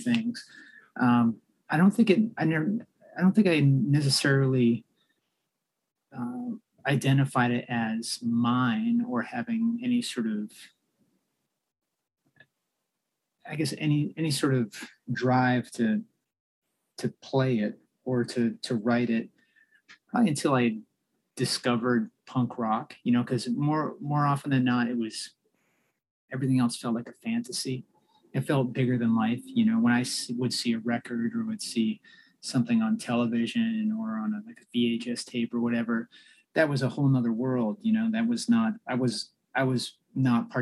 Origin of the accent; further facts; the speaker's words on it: Andover, Massachusetts, United States; also born or lived in Stoughton, Massachusetts / Randolph, Massachusetts; I spent most of my time in Andover, Massachusetts